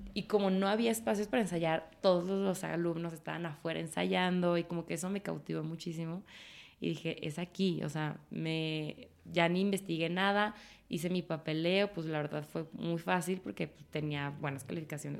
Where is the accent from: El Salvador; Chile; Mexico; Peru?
Mexico; Guadalajara, Jalisco; also born or lived in Paris; Soy muy orgullosamente tapatía.